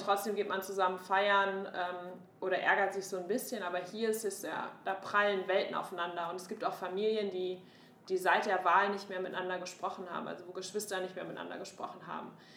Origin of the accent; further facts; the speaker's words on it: Münster, North Rhine-Westphalia, Germany; moved away as an adult; also born or lived in Hamburg; now in United States; meiner Heimatstadt Münster